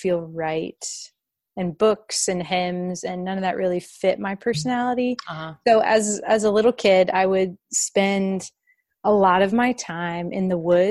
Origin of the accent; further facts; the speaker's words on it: suburb outside of Atlanta, Georgia, United States; I grew up in a suburb outside of Atlanta, Georgia